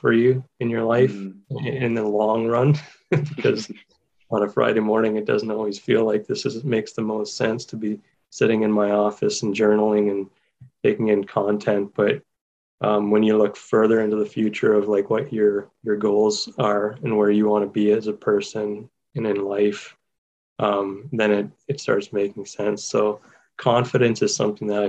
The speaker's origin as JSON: {"language": "English", "area": "Waterloo Region", "region": "Ontario", "country": "Canada", "tie": "born or raised there", "said": "I grew up in Waterloo region, and that was home"}